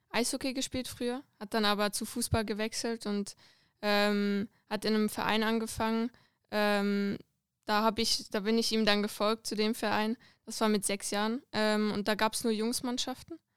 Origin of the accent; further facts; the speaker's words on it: Lucerne, Switzerland; ähm, bin 20 Jahre alt, komme aus der Schweiz, aus Luzern